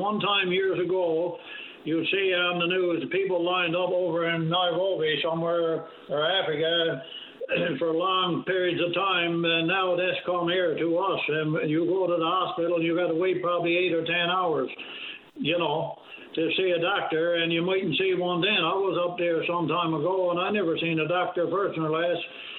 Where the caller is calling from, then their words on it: Bishop's Falls, Newfoundland and Labrador, Canada; I'm calling you from Bishop Falls.